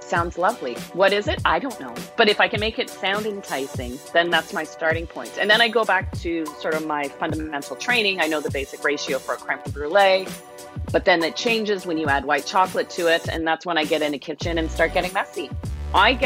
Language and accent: English; Toronto, Ontario, Canada; moved away as an adult; now in Niagara, Canada; being a kid growing up in Toronto